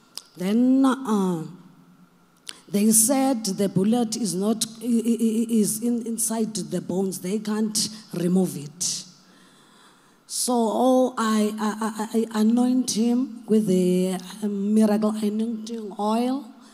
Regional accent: Mthatha, Eastern Cape, South Africa; from South Africa.

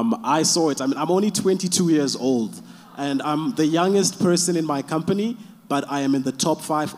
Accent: Zimbabwe; now in Cape Town, South Africa; I am from Cape Town, but originally from Zimbabwe.

